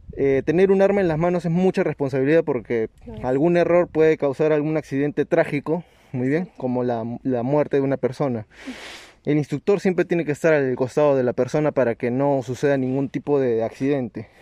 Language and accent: Spanish; Nazca, Ica, Peru; moved away; yo soy de Nazca, no, en Nazca no hay muchos polígonos.